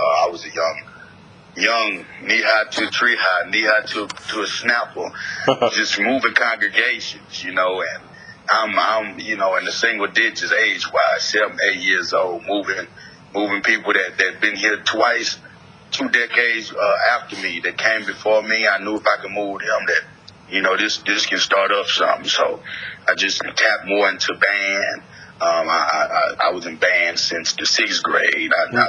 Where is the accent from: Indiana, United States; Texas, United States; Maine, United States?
Texas, United States; Houston; also born or lived in Philadelphia; I'm in Spunkstondelphia. I was born in Philadelphia. {S0} Yep. {S1} Raised in Houston, Texas.